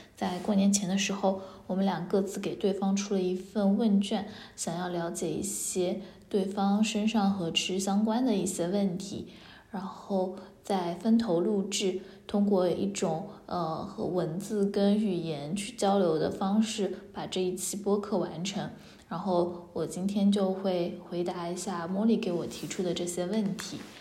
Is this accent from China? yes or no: yes; Haimen, Jiangsu, China; 其实我自己的家乡其实江苏海门嘛，对，我们海门人一定会说自己是海门人而不是南通人，因为，哎，我们基本上不怎么承认自己是南通所管辖的海门市